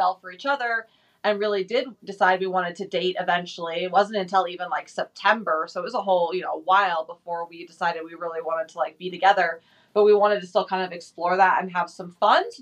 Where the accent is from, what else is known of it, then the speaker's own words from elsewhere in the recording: California, United States; now in Boise, United States; I was born here. I lived in California a lot of my childhood, but we're currently here in Boise, Idaho